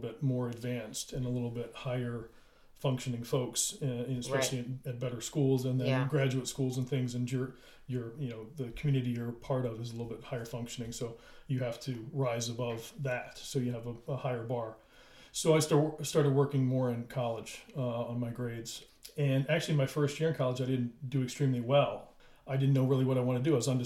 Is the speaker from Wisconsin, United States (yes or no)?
no; Maryland, United States; I was from Maryland